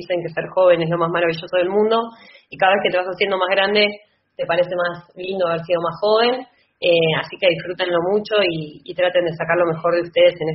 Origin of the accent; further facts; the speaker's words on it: La Plata, Buenos Aires Province, Argentina; la ciudad de La Plata, que es el espacio que yo transito de toda mi vida, porque soy platense.